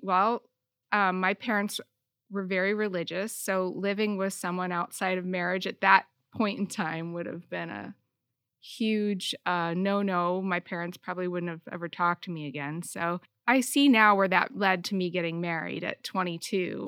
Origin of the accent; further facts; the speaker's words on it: Michigan, United States; also born or lived in South Bend, Indiana; I was born in South Bend, Indiana, and I moved to Michigan when I was two. I grew up in a farm town, very small, rural, uh, community.